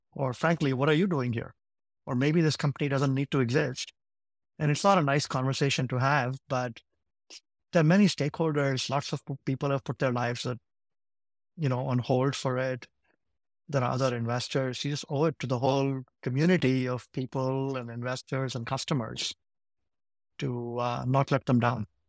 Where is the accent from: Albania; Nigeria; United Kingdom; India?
India; Ahmedabad, Gujarat; also born or lived in Saint Louis, United States; now in United States; I grew up in a city called Ahmedabad in Gujarat.